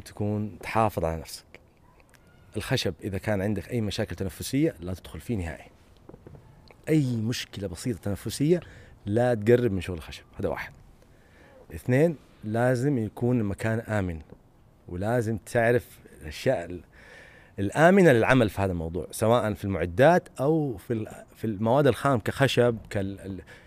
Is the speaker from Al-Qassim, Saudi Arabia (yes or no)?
no; Medina, Medina Province, Saudi Arabia; انا بصراحه اعتز بمدنيتي مره كثير